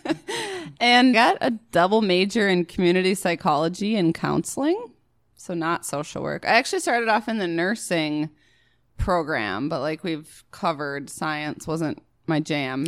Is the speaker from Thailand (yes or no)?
no; Prior Lake, Minnesota, United States; Prior Lake